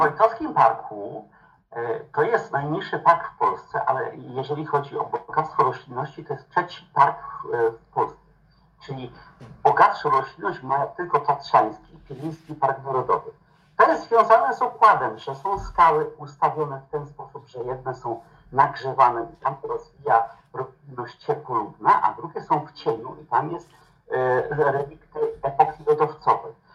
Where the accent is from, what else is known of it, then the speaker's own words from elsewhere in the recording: Lower Silesian Voivodeship, Poland; moved away as an adult; now in Olkusz, Poland; ja pochodzę z Dolnego Śląska. Tam się wychowałem, spędziłem młodość